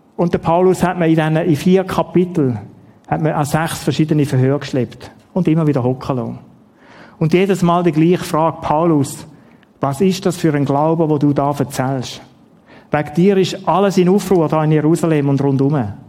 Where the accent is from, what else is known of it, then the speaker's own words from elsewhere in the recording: Schaffhausen, Switzerland; also born or lived in Ottiken; Die Schaffhausen, wo ich aufgewachsen bin